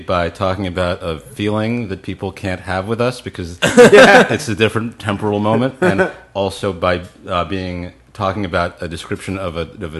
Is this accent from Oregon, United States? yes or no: no; Los Angeles, California, United States; I grew up here in Los Angeles.